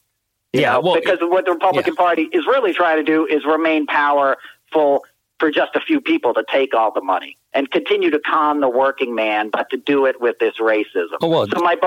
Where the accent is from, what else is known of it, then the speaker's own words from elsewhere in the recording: United States; I grew up outside of Washington, D.C. in the 70s